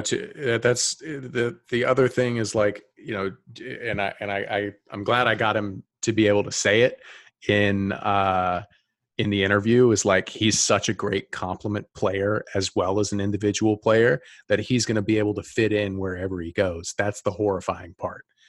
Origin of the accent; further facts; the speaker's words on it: Atlanta, Georgia, United States; I'm from the South. I'm from Atlanta.